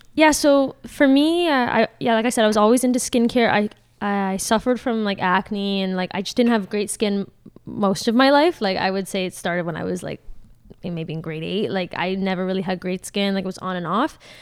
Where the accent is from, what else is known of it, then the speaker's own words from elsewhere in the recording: Caledon, Ontario, Canada; I'm from Caledon